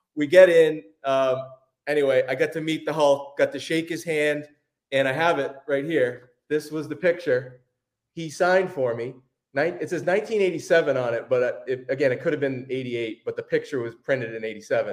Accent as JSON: {"language": "English", "area": "Cape Cod", "region": "Massachusetts", "country": "United States", "tie": "born or raised there", "said": "I grew up in Massachusetts"}